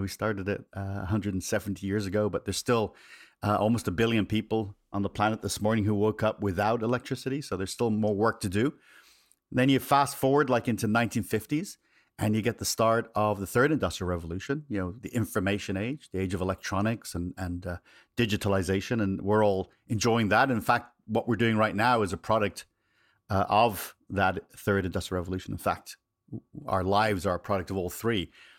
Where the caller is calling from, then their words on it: California, United States; I am just a little south of San Francisco here in Northern California.